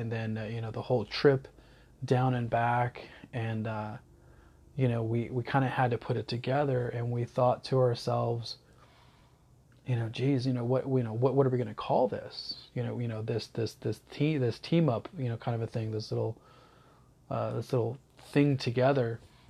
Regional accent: the South, United States; And I love history. And, so in growing up in the South, I didn't know too much about, you know, the whole, the missions and stuff like

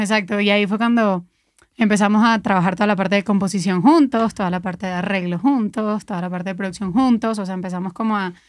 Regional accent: Venezuela; moved away as an adult; also born or lived in Querétaro, Mexico; now in Mexico City, Mexico; Cuando llegamos acá, pues veníamos de Venezuela

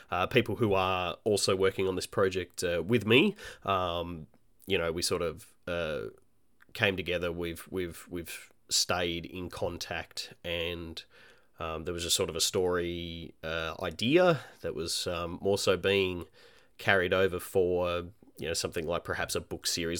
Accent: Australia; also born or lived in Melbourne; I'm an Australian independent, uh, game developer

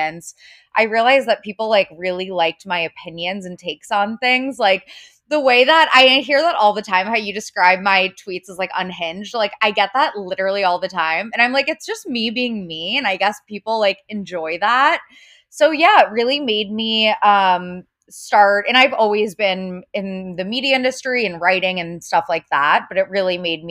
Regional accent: Cincinnati, Ohio, United States; now in New York, United States; I am a New York based writer. I am from Cincinnati, Ohio originally.

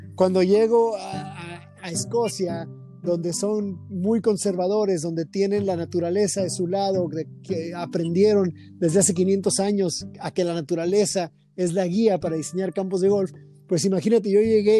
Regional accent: Tijuana, Baja California, Mexico; crecí en el Club Campestre de la ciudad de Tijuana

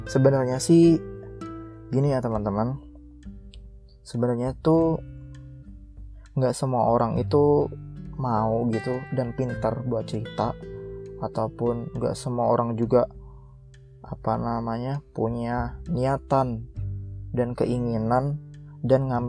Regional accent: Sukaraja, South Sumatra, Indonesia; moved away as an adult; now in Depok, Indonesia; gue ini berasal dari provinsi Sumatera Selatan yang dimana letak detailnya atau tepatnya gue tinggal itu di Sukaraja, Kecamatan Pedamaran, Kabupaten Oki. Nah, gue dari lahir sampai SMA gue tinggal di situ sampai akhirnya gue merantau di Depok.

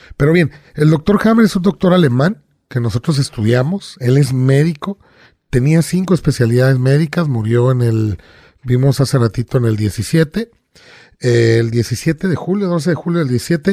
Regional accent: Veracruz, Mexico; yo de niño viví en Veracruz, en el puerto

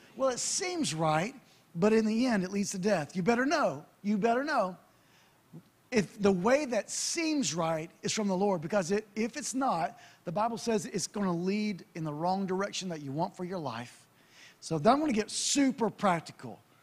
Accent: United States; I'm American

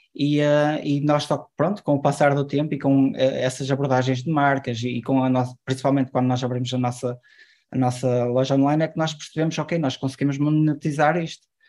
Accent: Ponte de Lima, Norte, Portugal; Eu, eu sou de Ponte Lima

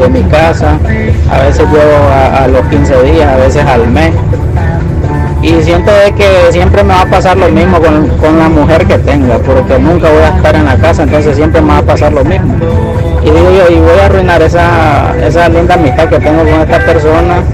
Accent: Managua, Nicaragua; yo soy de Managua

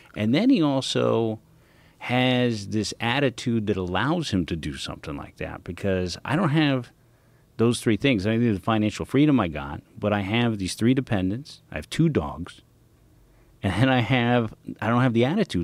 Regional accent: San Francisco, California, United States; I'm a kid from the Inner Sunset District

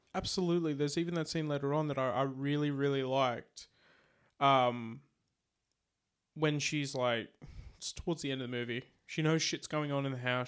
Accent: Australia; we're Australian

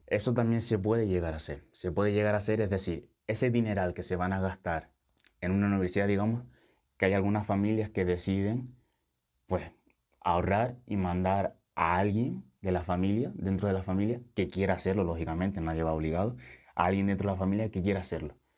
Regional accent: Lanzarote, Canary Islands, Spain; moved away as an adult; also born or lived in Senegal; now in Tenerife, Spain; A mí me trajo mi padre con, con cuatro años, me crié en Lanzarote, pasé toda mi infancia, mi adolescencia en Lanzarote y después me vine para Tenerife para estudiar

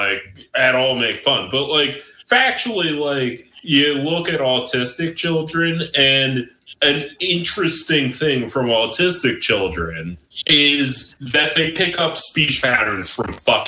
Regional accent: Cape May County, New Jersey, United States; accent: Mid-Atlantic; I'm Cape May County, like I'm from New Jersey

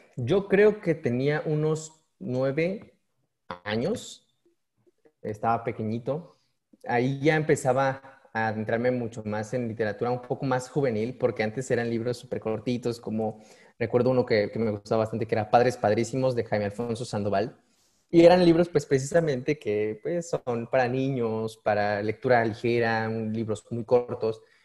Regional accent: Oaxaca, Mexico; now in Morelos, Mexico; Yo soy nativo de Oaxaca. Yo nací en Oaxaca. Ya después me, pasé a residir a Morelos.

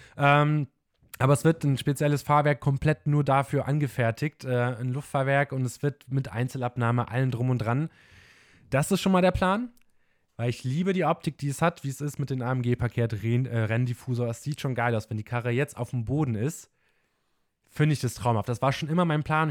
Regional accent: Bremen, Germany; wir kommen aus dem Norden, aus dem Bremen, also schön Moin Moin wird bei uns von morgens bis abends gesagt.

